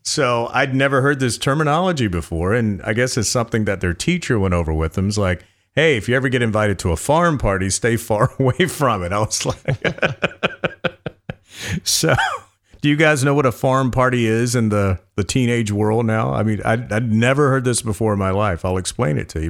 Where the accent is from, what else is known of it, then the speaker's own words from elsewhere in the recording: North Carolina, United States; moved away; I was from North Carolina